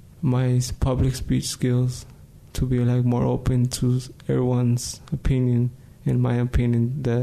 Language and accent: English; California, United States; also born or lived in Mexico; now in New Mexico, United States; I was born in Mexico. I'm 16, almost turning 17. I go to Health Leadership High School. Grew up in California, came to New Mexico, and stay here.